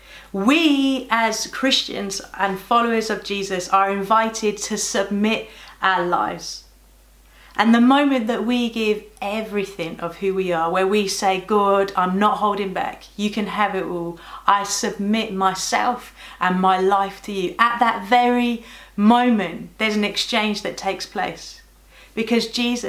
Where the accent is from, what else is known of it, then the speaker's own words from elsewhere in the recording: Birmingham, West Midlands, United Kingdom; moved away; I'm from Birmingham.